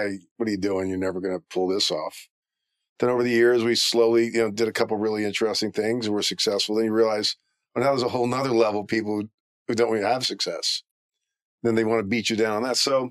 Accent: Maryland, United States; moved away as an adult; also born or lived in Philadelphia, Pennsylvania; now in Los Angeles, United States; I grew up poor. Not poor, but we didn't have a lot of money. Lived in Maryland.

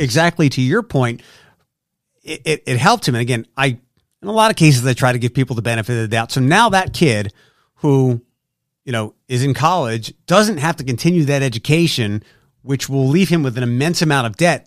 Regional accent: Philadelphia, Pennsylvania, United States; moved away as an adult; also born or lived in Detroit; now in Toledo, United States; I'm from Philadelphia

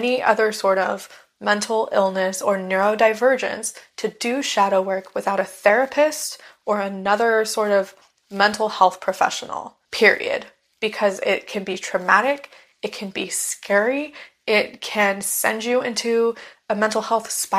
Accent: United States; I am a white American woman

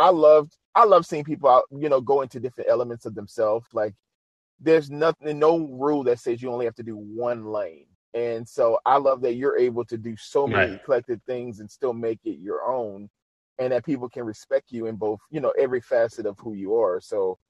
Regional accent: New Orleans, Louisiana, United States; my hometown, New Orleans, Louisiana.

